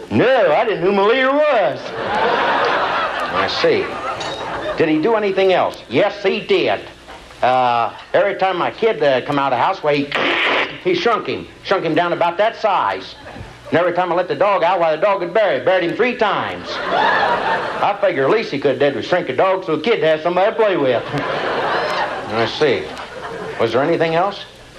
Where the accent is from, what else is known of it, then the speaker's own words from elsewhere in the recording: Bellbrook, Ohio, United States; I'm from Bellbrook, Ohio.